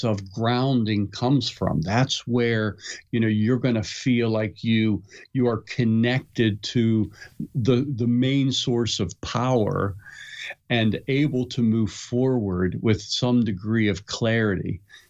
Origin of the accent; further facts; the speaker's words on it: Pittsburgh, Pennsylvania, United States; I grew up in Pittsburgh and we used to have school closed, you know, constantly because of snow